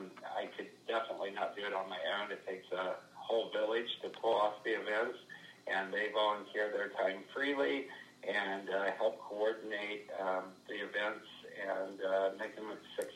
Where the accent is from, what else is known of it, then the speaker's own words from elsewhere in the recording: Carrollton, Missouri, United States; also born or lived in Las Vegas / Denver / Houston / Fort Lauderdale; I grew up in Carroll County. I attended all of my school at Carrollton High School and graduated from there. And then that's when I went on to college. I moved away and have worked around the country from Las Vegas, Denver, Houston, Fort Lauderdale